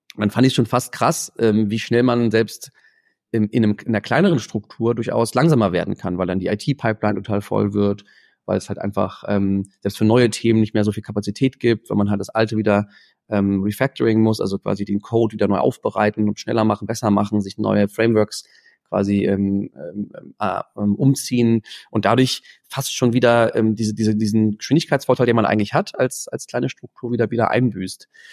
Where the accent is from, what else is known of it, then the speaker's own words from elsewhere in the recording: Germany; als Deutsche, als internationale Studenten